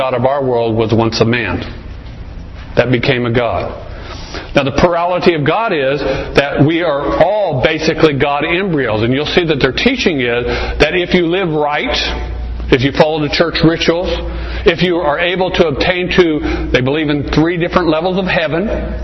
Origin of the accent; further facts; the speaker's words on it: Arizona, United States; I was raised here in Arizona.